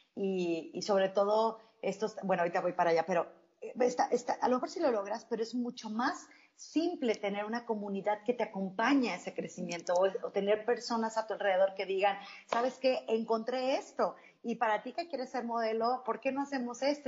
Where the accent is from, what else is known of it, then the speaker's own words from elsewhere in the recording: Mexico; yo crecí en un pueblito en México.